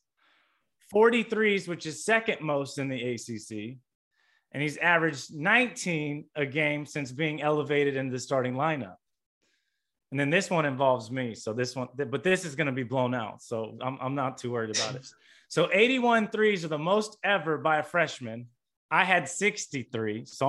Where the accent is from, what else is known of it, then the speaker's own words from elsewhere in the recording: Indiana, United States; I grew up in Indiana